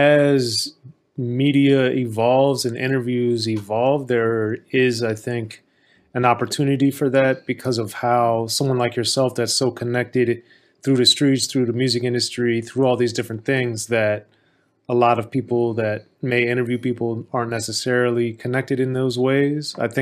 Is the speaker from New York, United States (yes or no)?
no; Maryland, United States; as a kid growing up in Maryland